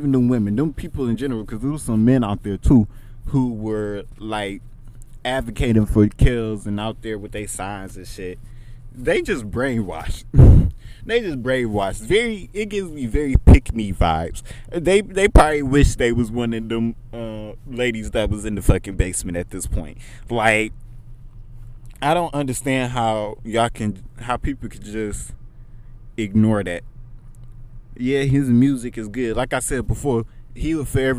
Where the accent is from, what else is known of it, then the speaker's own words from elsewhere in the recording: Pontiac, Michigan, United States; I'm from Pontiac, Michigan.